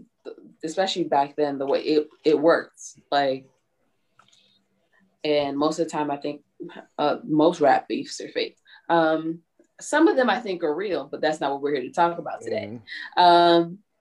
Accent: New York, United States; I'm from New York.

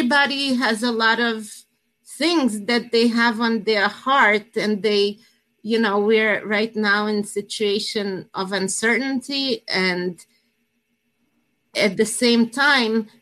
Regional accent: Russia; also born or lived in New Jersey, United States; now in United States; I come from Russia, originally from former Soviet Union

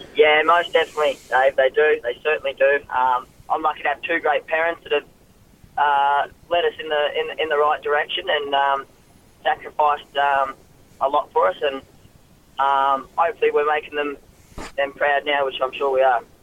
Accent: Ipswich, Queensland, Australia; moved away as an adult; now in Sydney, Australia; I was born in Queensland, um, um, Ipswich, Queensland.

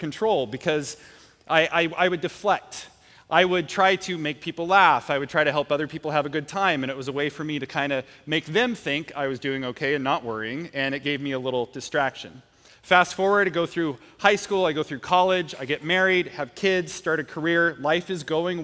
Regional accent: Portland, Oregon, United States; I grew up in Portland

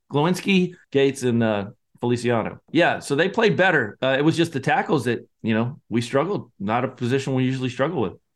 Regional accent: Scotland, United Kingdom; moved away; I'm the Scotsman

